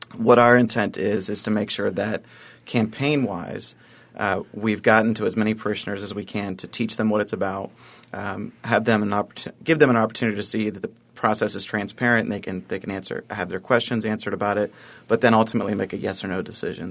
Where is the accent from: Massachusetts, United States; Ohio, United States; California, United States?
Ohio, United States; Columbus; moved away as an adult; now in Buffalo, United States; Columbus, Ohio, uh, originally, but, uh, for the last almost two years of my life, Buffalo's been home